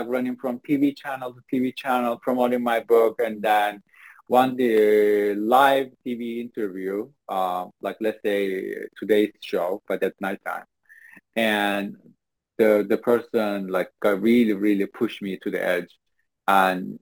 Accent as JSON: {"language": "English", "country": "Turkey", "tie": "born or raised there", "second_language": "English", "moved": "as an adult", "lives_now": "United States", "said": "I was born and raised in Turkey in a very, very, very small town"}